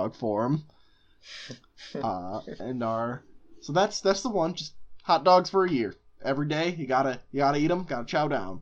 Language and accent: English; Chicago, Illinois, United States; we're from Chicago, Chicago area